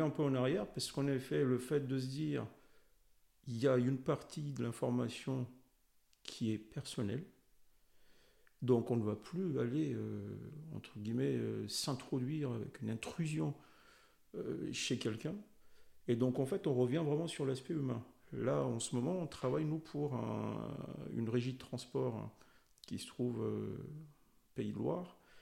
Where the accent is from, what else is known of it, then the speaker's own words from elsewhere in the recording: Madagascar; moved away; je suis originaire de Madagascar